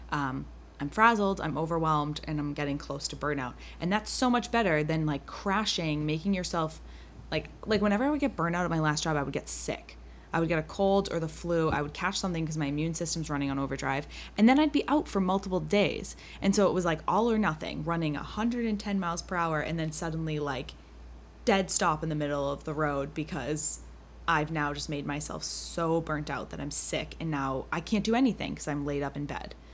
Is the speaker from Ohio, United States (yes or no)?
no; Massachusetts, United States; we're from Massachusetts.